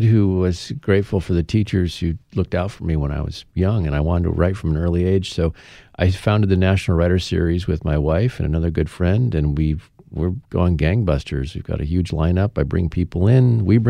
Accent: Midwest, United States; I grew up in the Midwest. That's where I'm from

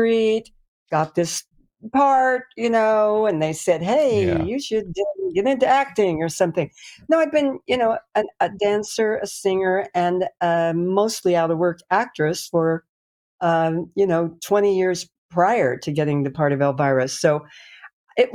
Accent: Colorado Springs, Colorado, United States; moved away; also born or lived in Kansas; I started out in Kansas. My parents actually lived on a farm for a while, and we moved then to Colorado Springs, Colorado.

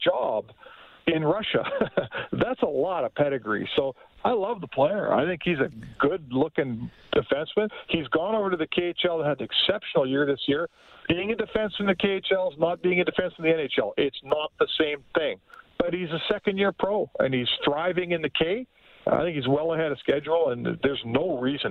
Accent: Canada; I'm a Canadian guy

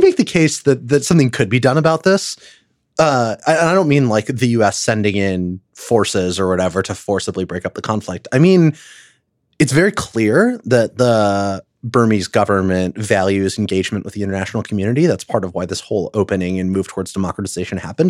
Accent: United States; as an American

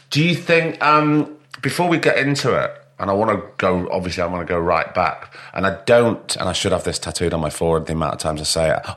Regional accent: Peterborough, East of England, United Kingdom; born or raised there; also born or lived in Nottingham / Stamford

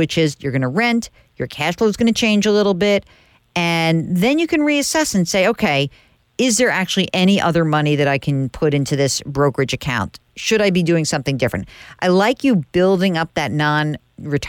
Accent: New York, United States; I'm from New York.

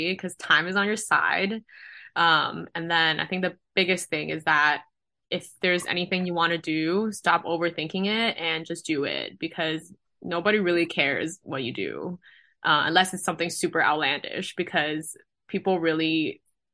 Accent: Guangzhou, Guangdong, China; moved away as an adult; now in Los Angeles, United States; I'm from China. I'm Chinese.

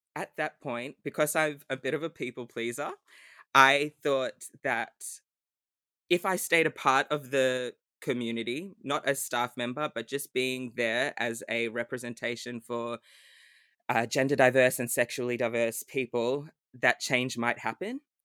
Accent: Melbourne, Victoria, Australia; also born or lived in Sydney; I'm from Melbourne, but I am currently in Sydney for work

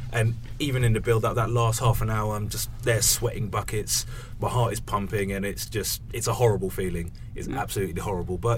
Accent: London, United Kingdom; growing up in North London

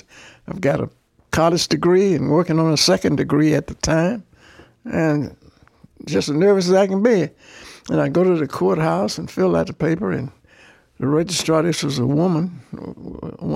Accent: Birmingham, Alabama, United States; I grew up black in Birmingham

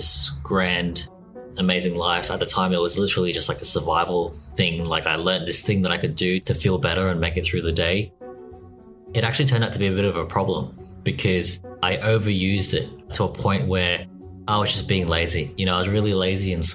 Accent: Australia; born or raised there

